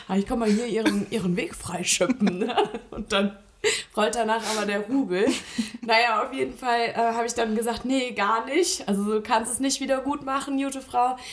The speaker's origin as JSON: {"language": "German", "town": "Eschweiler", "region": "North Rhine-Westphalia", "country": "Germany", "tie": "born or raised there", "said": "Eschweiler, hm. äh, meiner Heimatstadt"}